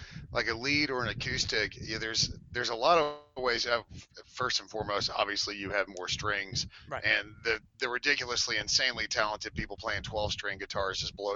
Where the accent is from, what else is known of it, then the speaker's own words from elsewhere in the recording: Texas, United States; I was growing up in Texas